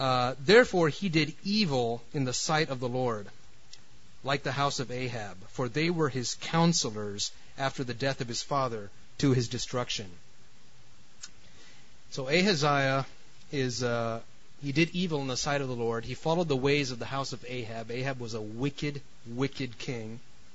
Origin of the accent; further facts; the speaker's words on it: New York City, New York, United States; also born or lived in California; I'm from California, and man, we just couldn't wait to get out of New York City because New York. No offense to New York City. I mean, I'm from there originally, but it's very intense.